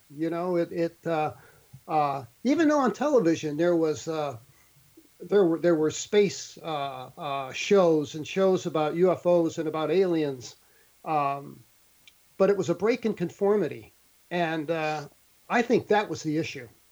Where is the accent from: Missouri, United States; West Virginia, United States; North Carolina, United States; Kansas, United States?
Missouri, United States; St. Louis; moved away; I grew up in St. Louis City